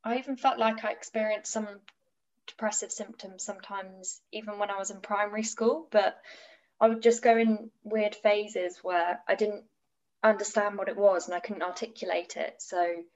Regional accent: Dorset, South West England, United Kingdom; moved away as an adult; now in Brighton, United Kingdom; I'm from Dorset

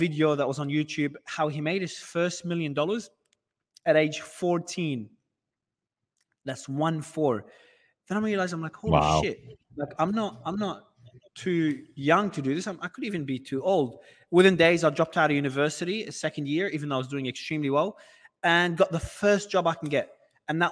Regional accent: Australia; moved away as an adult; also born or lived in Lebanon; now in Dubai, United Arab Emirates; I was born in Lebanon. I migrated to Australia as a kid back in primary school. So I've lived in Australia all my life

